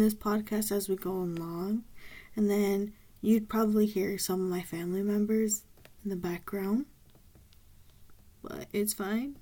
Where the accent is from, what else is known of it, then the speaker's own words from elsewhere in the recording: Southern California, United States; I'm from SoCal